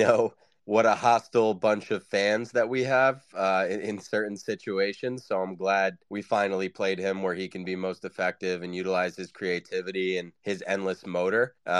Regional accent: United States

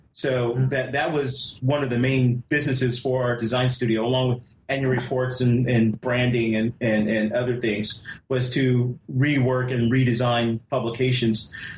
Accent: California, United States; born there; Well, I was born in California. I was an Air Force brat. I was born in California, and so heading back out to West Coast just really intrigued me.

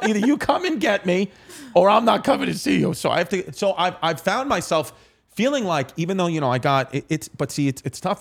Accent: New York City, New York, United States; also born or lived in Staten Island; I was raised in Ridgewood, Queens, like Queens, Brooklyn.

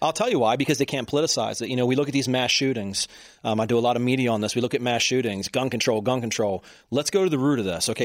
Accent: Baltimore, Maryland, United States; I'm from Baltimore

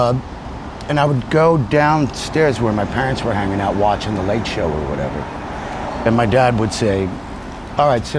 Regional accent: Teaneck, New Jersey, United States; also born or lived in Ridgewood, Queens, New York / Sicily (parents); I was only there for the first year and a half of my life, and then we moved to Teaneck, New Jersey, just across the Hudson River

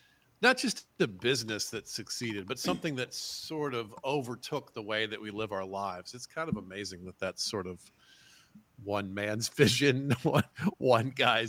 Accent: the South, United States; Yeah, I'm from the South. I grew up with them all over the place.

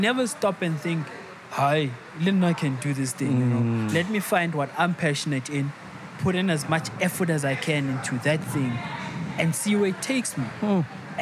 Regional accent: Tembisa, Gauteng, South Africa; I'm from Tembisa

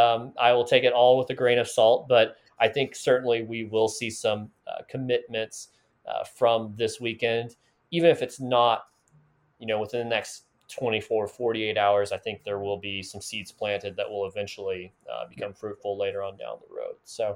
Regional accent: North Carolina, United States; now in Oklahoma, United States; growing up in North Carolina

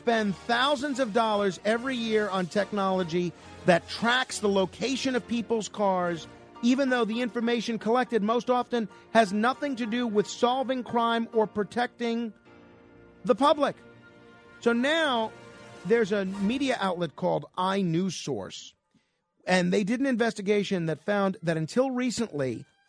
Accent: New York City, New York, United States; my hometown, New York City

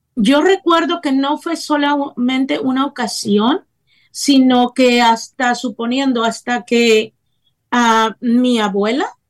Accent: Tempoal, Veracruz, Mexico; also born or lived in Tampico, Tamaulipas; yo nací en Tampico, Tamaulipas, México, pero siempre me gusta también recalcar que yo fui criada en un pueblo de la Huasteca Veracruzana que se llama Tempoal, Veracruz

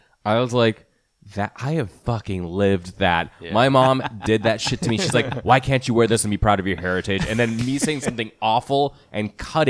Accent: United States; born or raised there

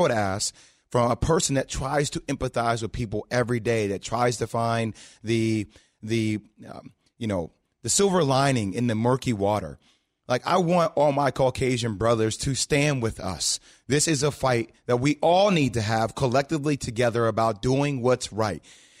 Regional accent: New Jersey, United States; Just to provide everybody context, I grew up in New Jersey.

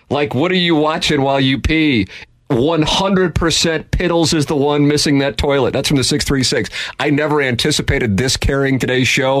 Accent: St. Louis, Missouri, United States; the way I was raised in South St. Louis.

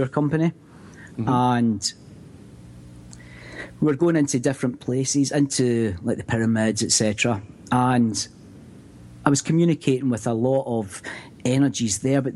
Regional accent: Scotland, United Kingdom; growing up in Scotland

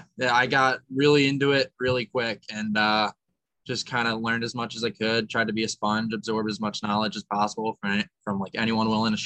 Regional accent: New Jersey, United States; I'm from Jersey.

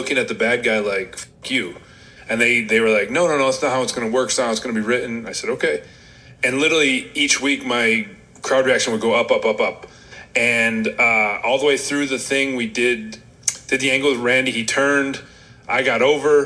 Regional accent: Rochester, New York, United States; I'm from Rochester, New York

